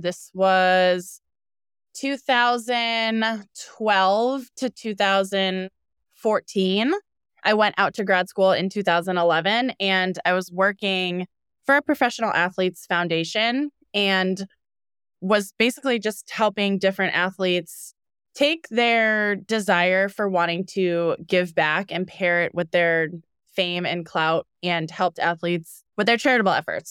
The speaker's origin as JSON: {"language": "English", "town": "Needham", "region": "Massachusetts", "country": "United States", "also_born_or_lived": "California", "lives_now": "Boston, United States", "said": "We're from Needham, Massachusetts"}